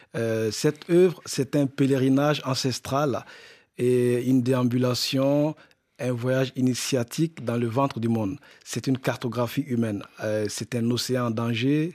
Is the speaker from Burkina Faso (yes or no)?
yes; Burkina Faso; moved away; du Burkina Faso, le pays, mon pays d'origine